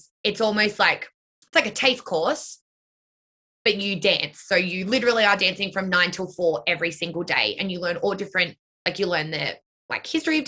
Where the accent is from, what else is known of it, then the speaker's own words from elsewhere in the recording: Blue Mountains, New South Wales, Australia; the studio that her and I grew up dancing in the Blue Mountains